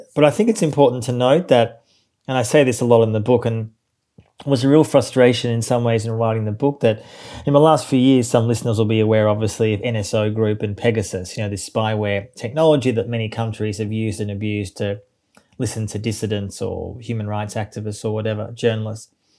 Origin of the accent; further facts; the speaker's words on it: Melbourne, Victoria, Australia; I grew up in Australia, as you say, in Melbourne, which is, uh, the second biggest city in the country.